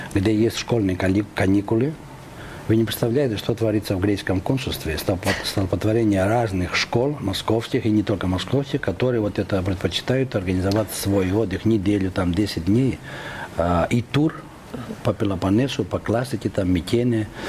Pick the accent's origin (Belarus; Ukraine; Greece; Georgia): Greece; now in Moscow, Russia; я из Москвы ездил э, как турист в свою собственную страну